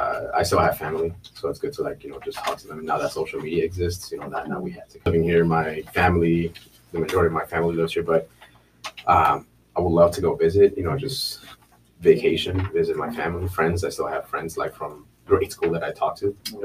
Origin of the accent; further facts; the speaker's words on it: Chicago, Illinois, United States; also born or lived in Mexico / Minneapolis / Philadelphia; I grew up actually in Pilsen here too